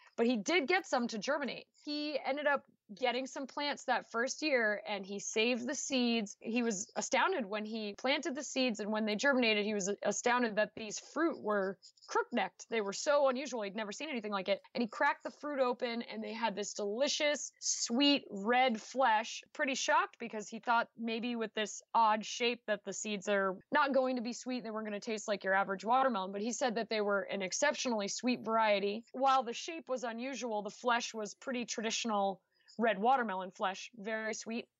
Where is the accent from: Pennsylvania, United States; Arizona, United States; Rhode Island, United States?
Rhode Island, United States; New Shoreham; born or raised there; moved away as an adult; now in Missouri, United States